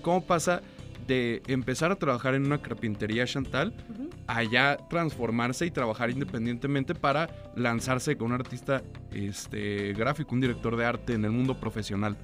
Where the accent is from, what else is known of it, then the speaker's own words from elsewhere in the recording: Torreón, Coahuila, Mexico; moved away; yo no soy de aquí, yo soy eh, de provincia, yo soy de Torreón del Norte